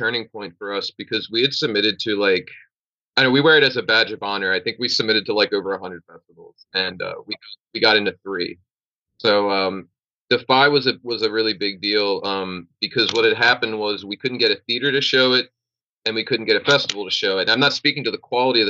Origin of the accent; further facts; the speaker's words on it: Pennsylvania, United States; I'm from Pennsylvania